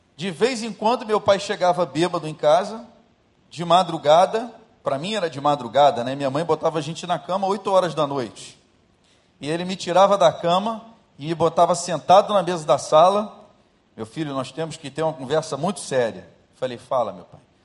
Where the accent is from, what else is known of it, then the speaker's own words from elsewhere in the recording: Rio de Janeiro, Brazil; eu saí de Jacarepaguá